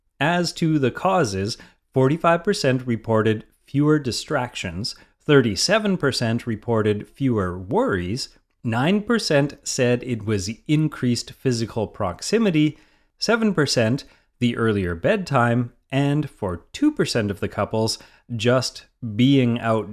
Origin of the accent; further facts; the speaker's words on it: Maine, United States; now in Malibu, United States; From my early days as a kid growing up in Maine, where it seemed like everyone camped, to my death-defying adventures with Outward Bound in the wilds of New England as a teen, to my new current setup running a business in the Malibu Hills